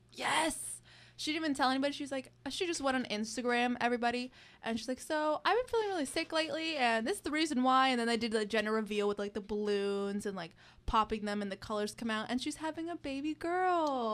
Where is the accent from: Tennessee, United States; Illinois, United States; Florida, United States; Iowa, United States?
Florida, United States; Miami; Miami, my hometown.